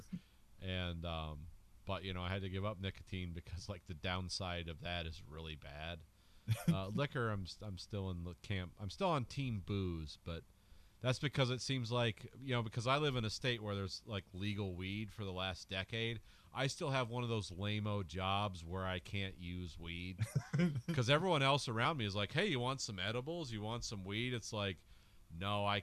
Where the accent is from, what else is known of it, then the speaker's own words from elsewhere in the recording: Indiana, United States; now in Michigan, United States; where I grew up in Indiana